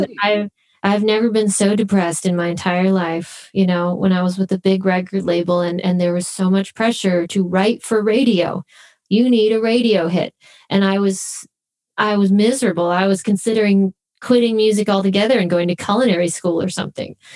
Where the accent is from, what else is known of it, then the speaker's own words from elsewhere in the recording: Phoenix, Arizona, United States; moved away as an adult; also born or lived in Los Angeles; we grew up in Phoenix, Arizona.